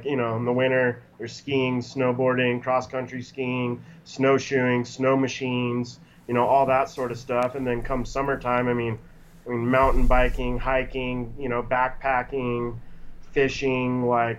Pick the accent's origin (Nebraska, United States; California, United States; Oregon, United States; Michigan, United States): Oregon, United States; Redmond; also born or lived in Tumalo, Oregon / Bend, Oregon; Born and raised in Central Oregon. I was born in Redmond, lived in Redmond, Tumalo, back to Redmond, and now I live in Bend.